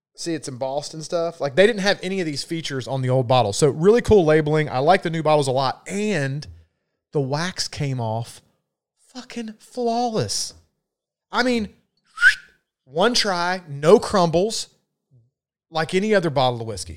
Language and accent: English; the South, United States; accent: Southern; my accent or people from the South.